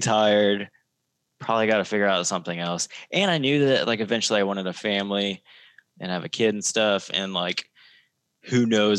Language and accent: English; Osage Beach, Missouri, United States; accent: Missouri drawl; I'm from Osage Beach.